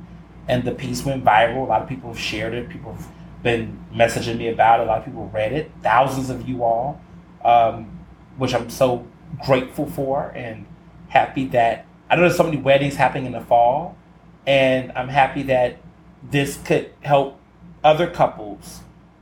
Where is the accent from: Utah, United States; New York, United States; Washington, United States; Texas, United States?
Texas, United States; Houston; I grew up in Houston